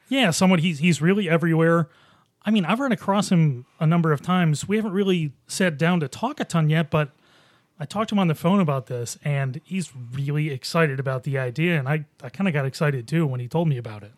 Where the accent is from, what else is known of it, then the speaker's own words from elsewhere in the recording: Boston, New York, United States; now in Rochester, United States; I was in scenic Boston, New York